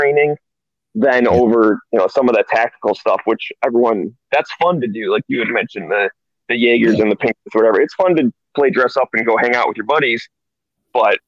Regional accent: Michigan, United States; now in California, United States; originally I'm from Michigan

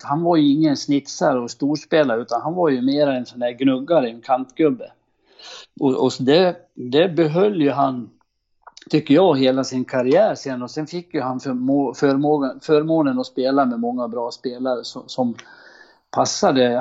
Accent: Horndal, Dalarna County, Sweden; jag kom från Horndal

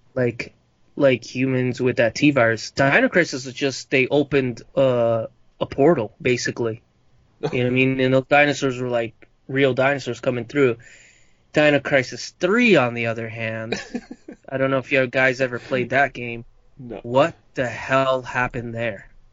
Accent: Uruguay; accent: Uruguayan Spanish; moved away; my accent for like I like from where I'm from in Uruguay, we have a, a certain distinct uh, dialect and accent when we speak Spanish

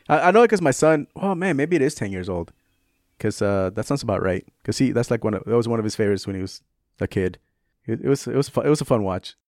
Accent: San Francisco, California, United States; also born or lived in tropical Pacific area further south; I grew up in San Francisco

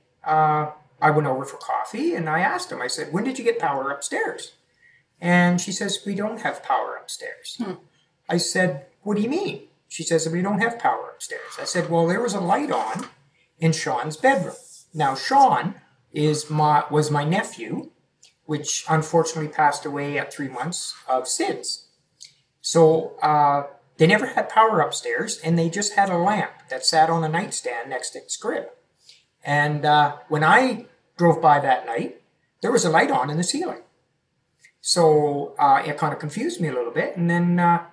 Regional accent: Yarmouth County, Nova Scotia, Canada; So I'm originally from Nova Scotia, mm-hmm. Yarmouth County.

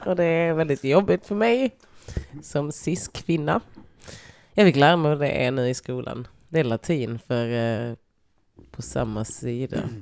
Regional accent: Lund, Skåne, Sweden; jag är från Lund.

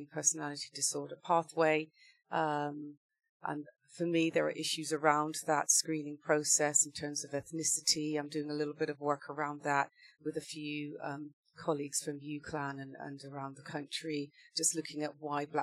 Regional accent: Wiltshire, South West England, United Kingdom; I was born and raised in Wiltshire, in a small town near Bath

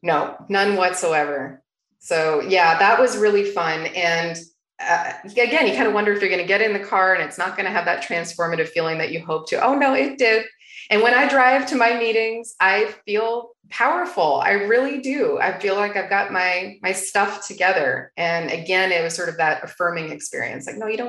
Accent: Toronto, Ontario, Canada; now in Arizona, United States; ever since I moved to Arizona from Toronto, Canada.

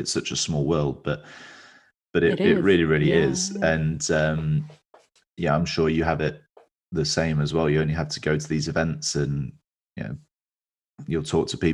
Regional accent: West Midlands, United Kingdom; moved away as an adult; also born or lived in Hull; I'm from the West Midlands

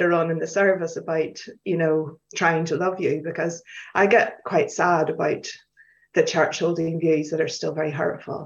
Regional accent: Belfast, Northern Ireland, United Kingdom; moved away as an adult; now in Edinburgh, United Kingdom; I grew up in Belfast

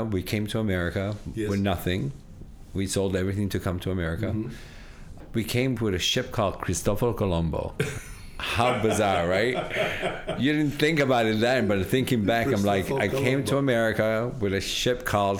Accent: Rochester, New York, United States; also born or lived in Italy; now in Buffalo, United States; I grew up in Rochester, New York.

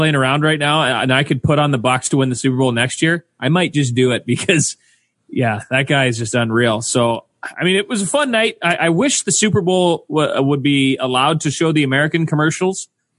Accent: Manitoba, Canada; growing up in Manitoba

